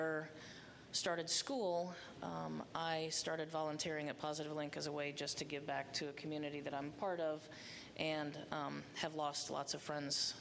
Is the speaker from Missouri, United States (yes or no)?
no; Crawfordsville, Indiana, United States; now in Bloomington, United States; I grew up in Crawfordsville, Indiana